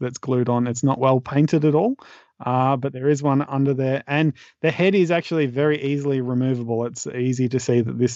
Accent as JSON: {"language": "English", "country": "Australia", "said": "as an Australian"}